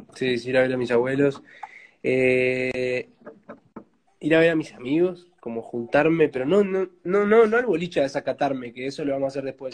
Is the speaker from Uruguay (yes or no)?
yes; Uruguay; yo soy uruguayo